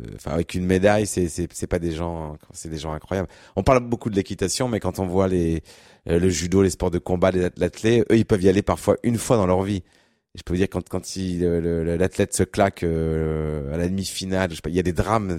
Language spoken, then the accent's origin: French; Berry, near Châteauroux and Bourges, Centre-Val de Loire, France; je suis né, je suis originaire du, du Berry, dans, dans, le centre de la France, pas très loin de Châteauroux, Bourges